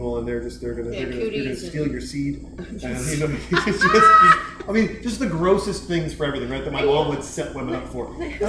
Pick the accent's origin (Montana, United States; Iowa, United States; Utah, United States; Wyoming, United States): Montana, United States; also born or lived in Kalispell, Montana; now in Austin, United States; I grew up in Montana.